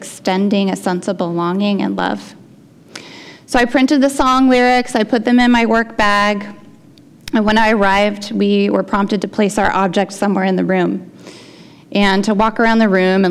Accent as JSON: {"language": "English", "town": "Portland", "country": "United States", "tie": "born or raised there", "said": "I grew up in Portland."}